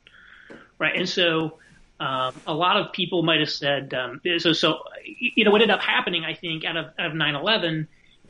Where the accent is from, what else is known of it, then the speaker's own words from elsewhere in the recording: Indiana, United States; moved away as an adult; also born or lived in New York City; now in Indianapolis, United States; we actually just moved back to Indianapolis. We're both from Indiana, close to the family, in December